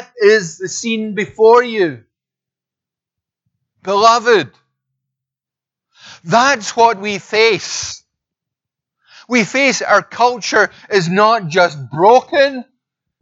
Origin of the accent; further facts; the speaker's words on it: Scotland, United Kingdom; accent: Scottish; I'm Scottish